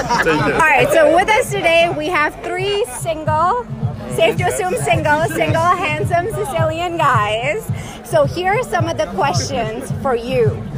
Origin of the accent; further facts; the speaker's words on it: United States; we're American